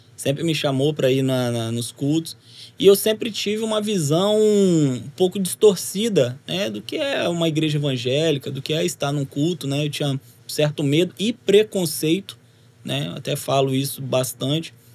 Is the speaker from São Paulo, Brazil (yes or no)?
no; Rio de Janeiro, Brazil; now in Guarapari, Brazil; eu sou capixaba de nascença, mas logo depois da né, do meu nascimento, nós voltamos para o Rio de Janeiro, onde minha família